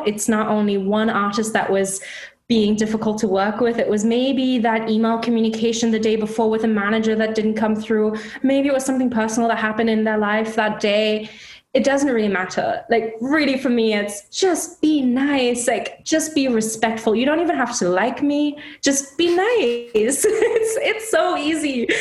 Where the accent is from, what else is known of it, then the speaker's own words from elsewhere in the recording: Hamburg, Germany; moved away as an adult; also born or lived in London, United Kingdom / Chicago, United States; now in Seattle, United States; Hamburg, my hometown